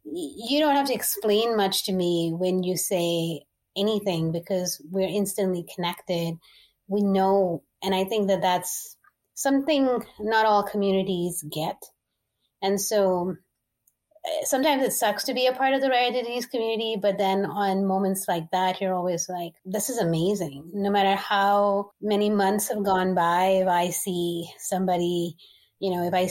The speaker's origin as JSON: {"language": "English", "region": "Dubai", "country": "United Arab Emirates", "tie": "born or raised there", "said": "I was born and raised in the Middle East in Dubai."}